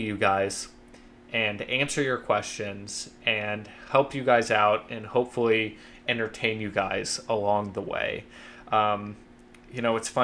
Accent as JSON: {"language": "English", "town": "Columbus", "region": "Ohio", "country": "United States", "also_born_or_lived": "Athens, Ohio / Cincinnati, Ohio", "moved": "as an adult", "lives_now": "New York City, United States", "said": "I'm originally from Columbus, Ohio"}